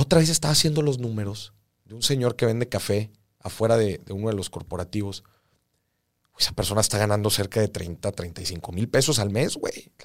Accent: Mexico

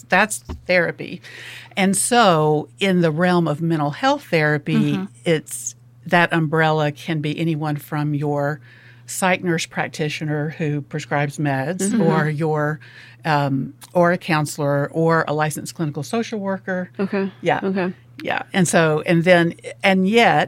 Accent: Alabama, United States; moved away as an adult; also born or lived in Memphis, Tennessee; now in Oxford, United States; I'm originally from Alabama, went to college in Memphis, ended up in Tennessee until moving down here

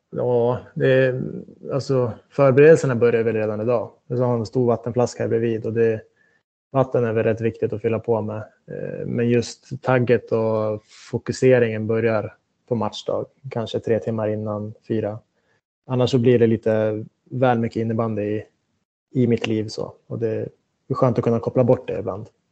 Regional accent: Västerås, Västmanland, Sweden; moved away; Jag slet på med mina träningar hemma i Västerås

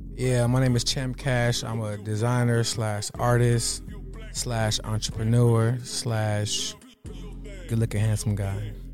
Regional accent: Los Angeles, California, United States; I grew up in, like, fifty percent in the jungles and fifty percent in West L

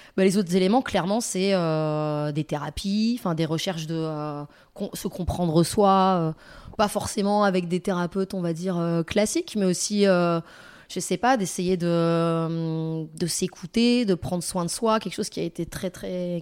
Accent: France; j'ai grandi en France, dans un pays occidental

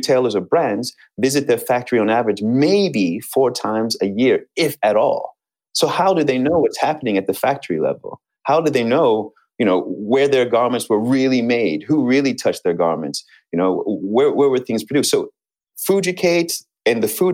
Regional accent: United States; I'm American

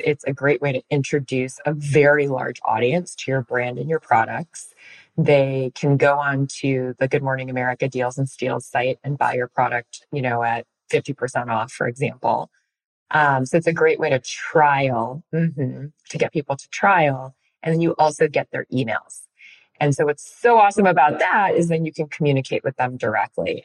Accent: Chicago, Illinois, United States; I'm from Illinois and we live in Chicago

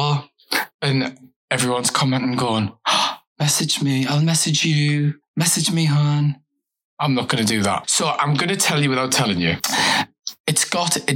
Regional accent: Newcastle upon Tyne, North East England, United Kingdom; I'm from Newcastle

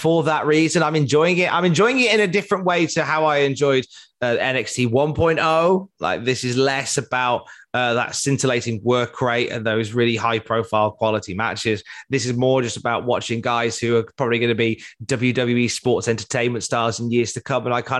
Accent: Cardiff, Wales, United Kingdom; All right, Gavner, I'm from Cardiff.

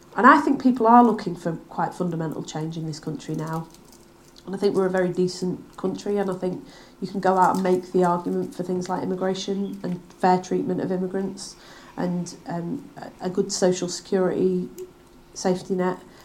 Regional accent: Manchester, North West England, United Kingdom; also born or lived in Bury; now in Wigan, United Kingdom; I grew up in Manchester in the 1980s

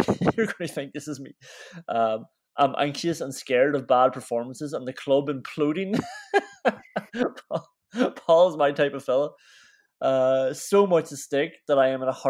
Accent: Derry, Northern Ireland, United Kingdom; We're from Derry, up in the north. Technically Northern Ireland, but we're still Irish citizens

